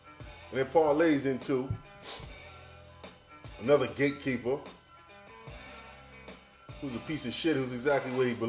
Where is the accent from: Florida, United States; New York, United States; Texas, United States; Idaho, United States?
New York, United States; New York City; I come from South Jamaica. I mean, I come from South Hawks Squares